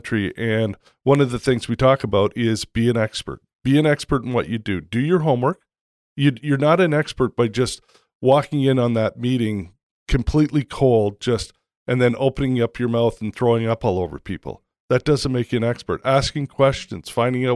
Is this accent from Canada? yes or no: yes; Toronto, Ontario, Canada; moved away as an adult; also born or lived in Vancouver, Canada / Bend, Oregon; I grew up in Toronto